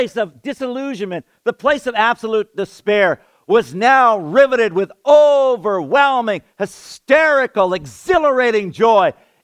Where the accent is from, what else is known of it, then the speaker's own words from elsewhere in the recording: Canada; I'm a Canadian kid, a city boy